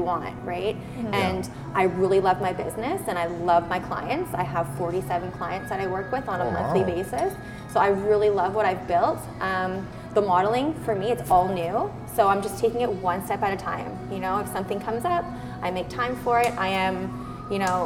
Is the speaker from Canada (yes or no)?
yes; Kingston, Ontario, Canada; now in Hamilton, Canada; Kingston, Ontario. Yep. Born and raised in wonderful limestone city